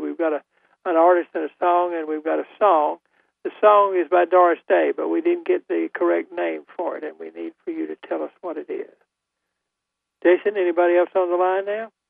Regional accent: Goldsboro, North Carolina, United States; also born or lived in Winston-Salem, North Carolina; I'm, from Goldsboro.

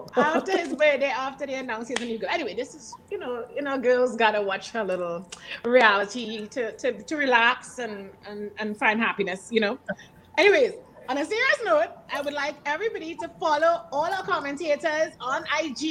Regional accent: Trinidad & Tobago; Trinidad and Tobago, which is also my home country

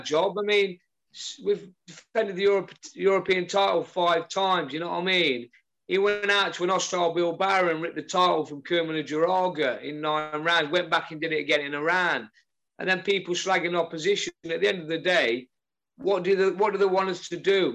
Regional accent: Newark, East Midlands, United Kingdom; born or raised there

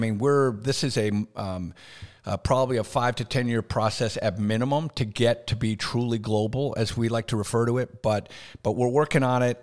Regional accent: Canada; moved away as an adult; also born or lived in Decatur, Alabama / Birmingham, Alabama; now in United States; born and raised in Canada

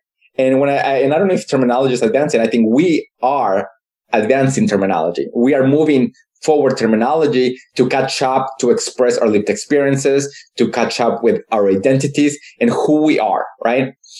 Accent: Nebraska, United States; I mean, it's home. I love my home state. You know, it's Nebraska. It gave me so much. But I also understand that I grew up in an ideology of whiteness

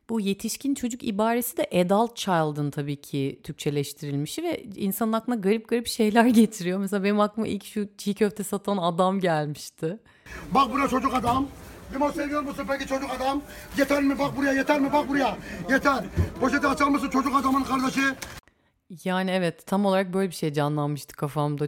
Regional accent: İzmir, Turkey; doğduğum şehir canım İzmir'imde

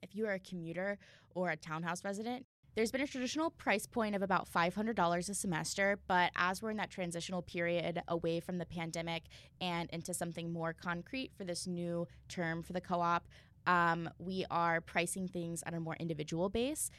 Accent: Southwestern Ohio, United States; moved away as an adult; I'm from Southwestern Ohio

